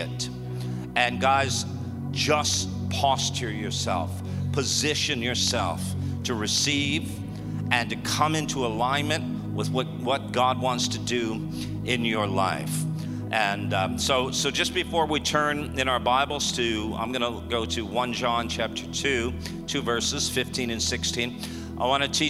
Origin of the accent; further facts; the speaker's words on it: Toronto, Ontario, Canada; moved away as an adult; now in Texas, United States; We're from Canada. So we're from Toronto